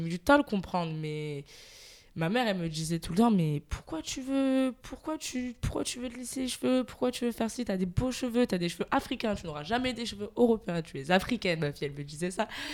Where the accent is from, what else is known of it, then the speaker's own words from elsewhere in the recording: Marseille, Provence-Alpes-Côte d'Azur, France; je suis de Marseille, marseillaise